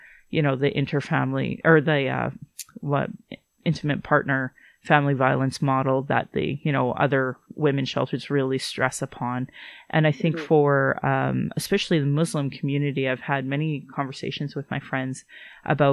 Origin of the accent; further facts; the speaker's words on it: Alberta, Canada; also born or lived in Calgary / Sylvan Lake / Fort McMurray / Yorkton; I was born here in Calgary, but I grew up all in Alberta